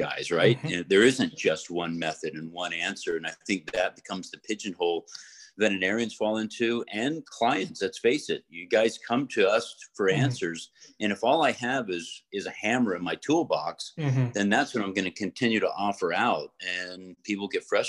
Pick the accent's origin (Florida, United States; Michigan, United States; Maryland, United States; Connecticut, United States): Florida, United States; I grew up in Florida